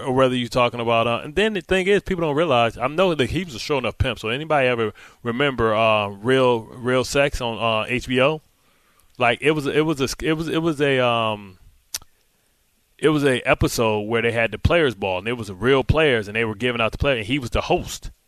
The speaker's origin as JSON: {"language": "English", "town": "Detroit", "region": "Michigan", "country": "United States", "said": "I'm from Motown"}